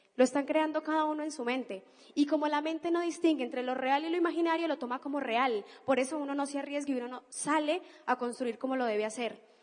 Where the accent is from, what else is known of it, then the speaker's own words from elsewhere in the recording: Cali, Valle del Cauca, Colombia; now in Argentina; Yo no soy argentina, yo soy colombiana, soy de Cali